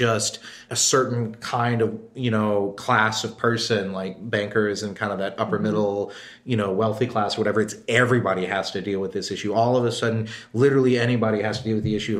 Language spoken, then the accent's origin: English; Texas, United States; now in New York City, United States; growing up in Texas, you know, pretty far south down